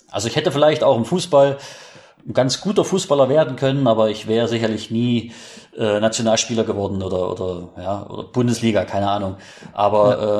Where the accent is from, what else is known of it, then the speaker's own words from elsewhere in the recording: Bad Frankenhausen, Thuringia, Germany; mein Vater war selbst äh, Trainer des Trainingszentrums für Leichtathletik in meiner Heimatstadt in Bad Frankenhausen. Das ist ein kleines Örtchen in Thüringen.